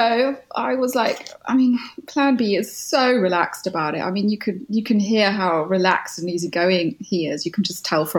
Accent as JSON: {"language": "English", "country": "United Kingdom", "said": "in the name of being British"}